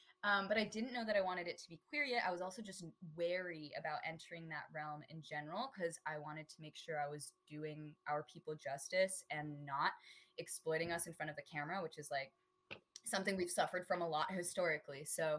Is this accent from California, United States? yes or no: yes; Torrance, California, United States; I'm currently 21 years old, going on 22 May 1st, so we're getting there. Born and raised in Torrance, California. It's a suburb of Los Angeles